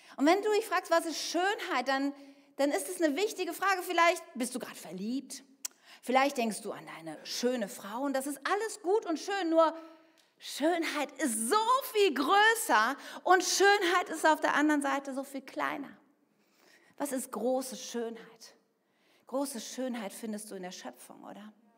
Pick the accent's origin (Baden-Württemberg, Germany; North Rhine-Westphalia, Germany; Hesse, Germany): North Rhine-Westphalia, Germany; Bergisches Land; Ich bin im Bergischen Land aufgewachsen